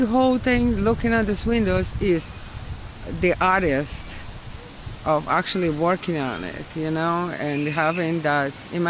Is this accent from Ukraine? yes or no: yes; Odesa, Odesa Oblast, Ukraine; English is a second language; now in Brooklyn, United States; Ukraine, Odessa.